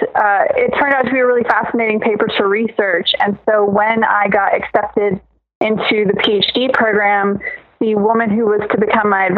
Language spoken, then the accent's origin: English; Statesville, North Carolina, United States; also born or lived in Norfolk, Virginia; But then I spent the majority of my childhood in Statesville